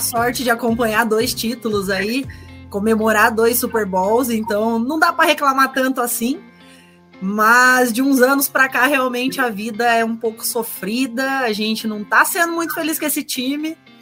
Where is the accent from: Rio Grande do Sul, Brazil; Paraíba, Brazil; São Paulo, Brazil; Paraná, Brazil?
Paraná, Brazil; Curitiba; sou de Curitiba, estou no Paraná também